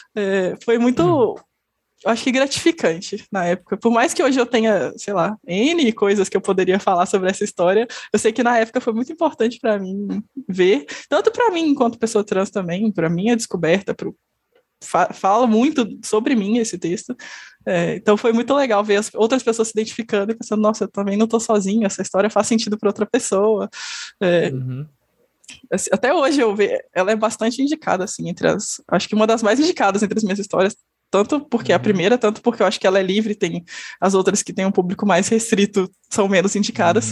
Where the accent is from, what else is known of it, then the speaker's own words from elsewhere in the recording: interior of Minas Gerais, Brazil; eu sou do interior de Minas Gerais